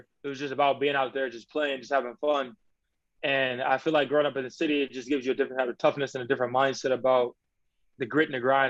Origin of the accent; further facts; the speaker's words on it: Chicago, Illinois, United States; moved away as an adult; also born or lived in Mississippi; now in Australia; I actually was born in Chicago, moved to Mississippi for until I was 9, and then moved back to the South Side. So I got, you know, I kind of got the country feel, and then I came back to the big city.